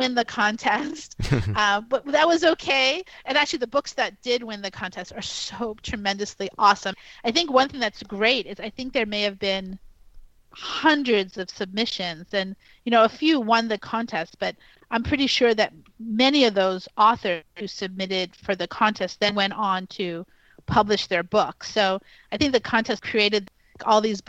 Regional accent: New York City, New York, United States; I grew up in New York City, and I was actually born at Elmhurst Hospital in the neighborhood of Jackson Heights.

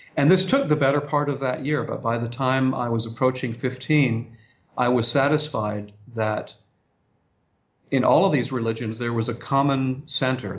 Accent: Augusta, Georgia, United States; moved away; also born or lived in Harrisonburg, Virginia / Wilmette, Illinois; for most of my childhood, I grew up there in Augusta, Georgia

